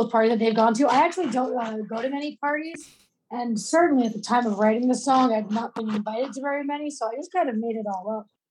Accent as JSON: {"language": "English", "region": "New York", "country": "United States", "said": "I'm from New York"}